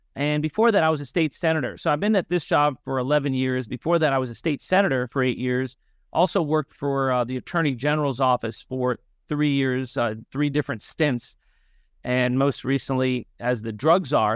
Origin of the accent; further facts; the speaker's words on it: North Miami, Florida, United States; I'm originally from North Miami, Florida. I went to public schools there